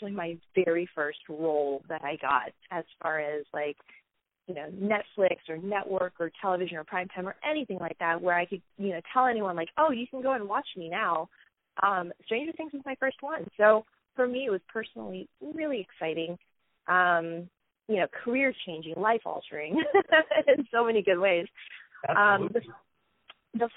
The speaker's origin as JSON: {"language": "English", "region": "a small town in Florida", "country": "United States", "tie": "born or raised there", "said": "my experience growing up in a small town in Florida"}